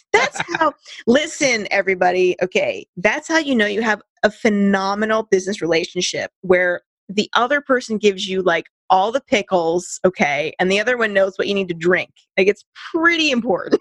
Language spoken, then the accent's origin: English; Santa Cruz Mountains, California, United States; I grew up in the Santa Cruz Mountains